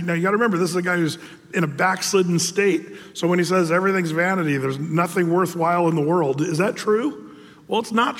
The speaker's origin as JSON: {"language": "English", "country": "United States", "said": "As an American"}